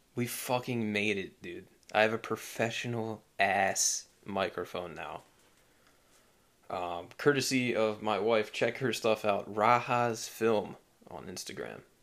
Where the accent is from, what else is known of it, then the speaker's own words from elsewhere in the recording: United States; as an American